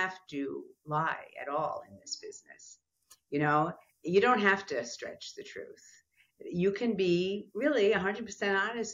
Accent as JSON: {"language": "English", "town": "New York City", "region": "New York", "country": "United States", "also_born_or_lived": "San Francisco / Marin County", "moved": "as an adult", "said": "because I was from New York"}